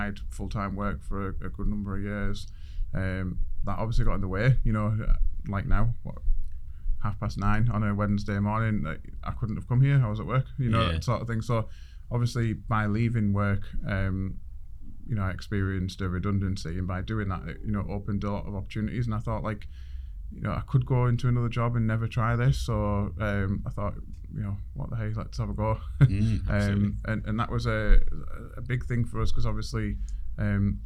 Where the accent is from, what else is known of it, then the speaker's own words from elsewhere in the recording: Middlesbrough, North East England, United Kingdom; moved away as an adult; now in Rotherham, United Kingdom; Middlesbrough is my hometown